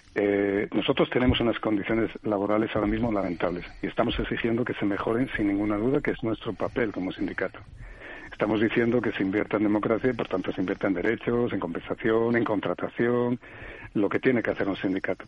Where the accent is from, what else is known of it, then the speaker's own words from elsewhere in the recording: Asturias, Spain; en mi pueblo, que soy asturiano